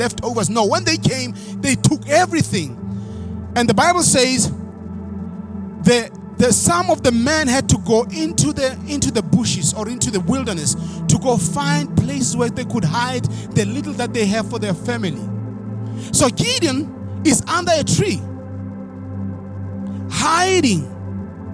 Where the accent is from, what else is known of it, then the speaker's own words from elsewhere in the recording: South Africa; moved away; I'm standing here in the United States of America, being a South African boy from the village who accepted the word of God.